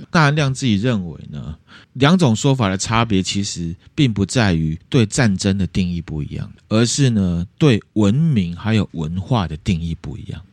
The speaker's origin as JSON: {"language": "Chinese", "country": "Taiwan", "said": "我们台湾人还有一大部分的人并没有这样的认知"}